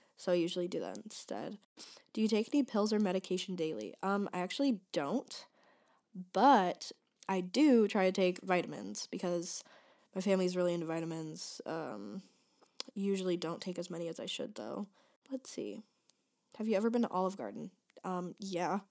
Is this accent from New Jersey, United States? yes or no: no; Michigan, United States; moved away as an adult; now in Chicago, United States; I go to DePaul University in Chicago, but I'm from Michigan.